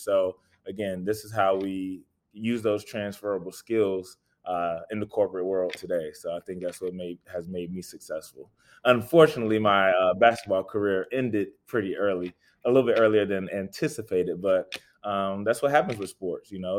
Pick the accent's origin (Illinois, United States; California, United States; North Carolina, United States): North Carolina, United States; Raleigh; just a kid from Raleigh, born and raised in Raleigh